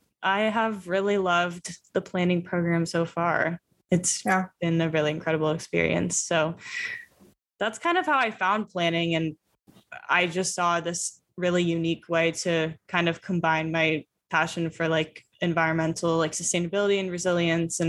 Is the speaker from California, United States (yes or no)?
yes; San Francisco, California, United States; moved away as an adult; also born or lived in Santa Barbara; I am from the Bay Area originally and went to high school in San Francisco